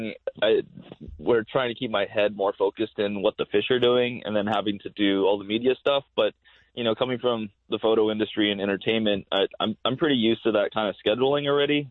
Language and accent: English; Hawaii, United States; being a little kid growing up in Hawaii watching Bassmaster Classic on ESPN